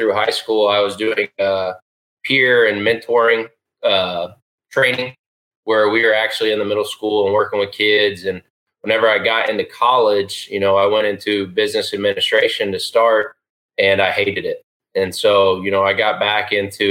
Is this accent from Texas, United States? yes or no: yes; Round Rock, Texas, United States; moved away as an adult; also born or lived in Hastings, Nebraska / Abilene, Texas; now in Edmond, United States; I grew up in Round Rock, Texas, just outside